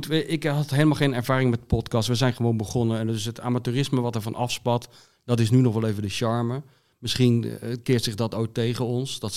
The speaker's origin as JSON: {"language": "Dutch", "town": "Zoetermeer", "region": "South Holland", "country": "Netherlands", "tie": "born or raised there", "also_born_or_lived": "Voorburg / The Hague / Rotterdam", "moved": "yes", "said": "Ik ben geboren in Voorburg. Toen ben ik opgegroeid in Zoetermeer."}